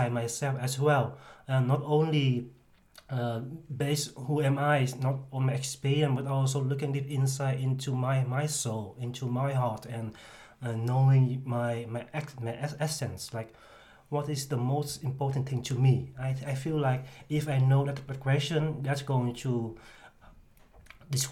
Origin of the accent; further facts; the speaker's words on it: 's-Hertogenbosch, North Brabant, Netherlands; I am from Den Bosch